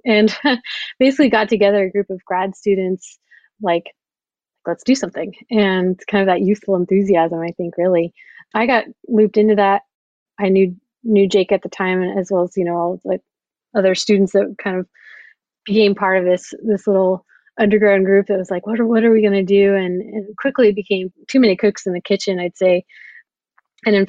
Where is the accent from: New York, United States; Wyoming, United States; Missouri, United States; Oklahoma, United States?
Oklahoma, United States; I grew up in Oklahoma, where it's very much oil and gas country.